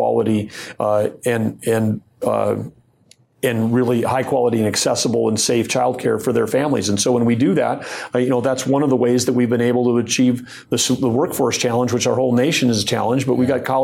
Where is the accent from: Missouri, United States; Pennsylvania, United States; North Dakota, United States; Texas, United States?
North Dakota, United States; born or raised there